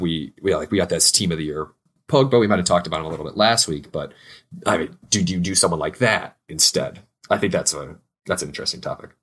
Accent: United States; two American homies

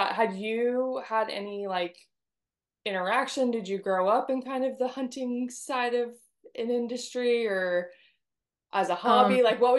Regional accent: California, United States; now in Texas, United States; I grew up in California.

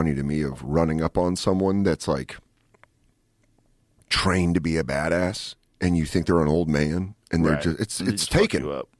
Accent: Colorado, United States; I'm from Colorado and he's just like.

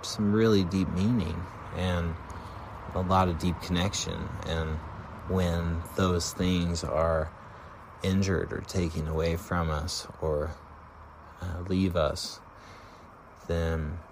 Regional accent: Durango, Colorado, United States; moved away; I grew up in Colorado and in a little town called Durango.

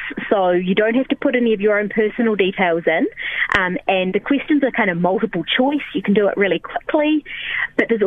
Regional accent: South Island, New Zealand; I'm born and bred in the South Island

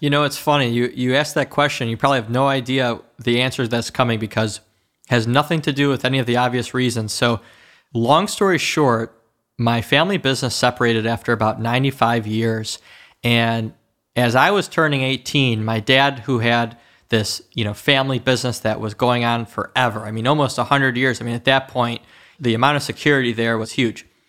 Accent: Oak Park, Michigan, United States; also born or lived in Detroit, Michigan; I was born in Sinai Hospital in Detroit, Michigan, and I was raised, you know, around the, um, Oak Park area, around that area. It's a suburb of Detroit

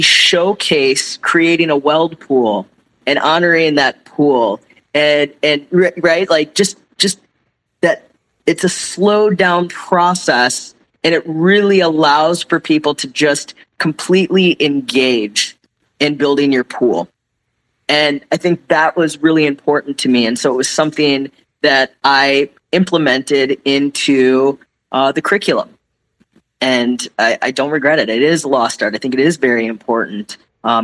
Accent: Midwest, United States; moved away; growing up in the Midwest, high schools are a little different.

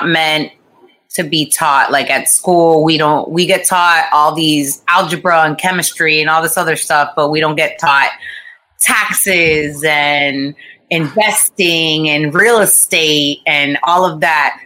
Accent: Boca Raton, Florida, United States; also born or lived in Costa Rica; I grew up in Boca

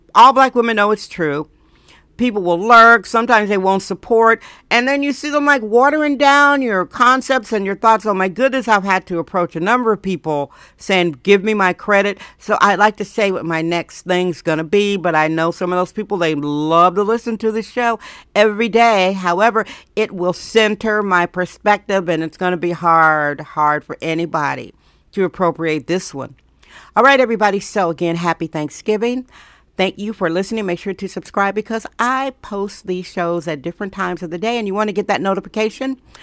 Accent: Milwaukee, Wisconsin, United States; now in San Francisco, United States; I was raised in poverty in Milwaukee, Wisconsin

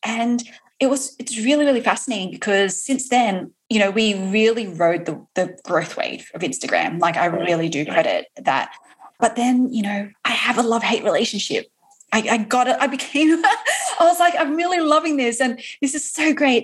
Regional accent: Australia; now in New York, United States; I am also an Aussie

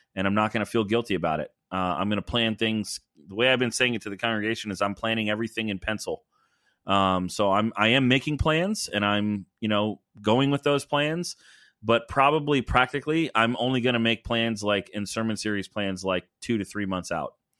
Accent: the South, United States; moved away; as a Southerner

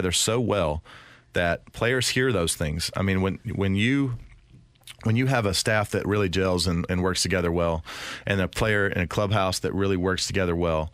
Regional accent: the South, United States; I'm from the South

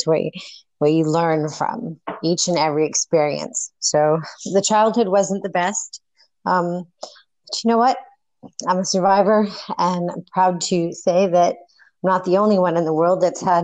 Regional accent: North Hollywood / Northern California, United States; also born or lived in Mendocino County, California; I was born in North Hollywood, and I was raised between two parents. my mother was in Northern California, Mendocino County, and my dad was in Hollywood

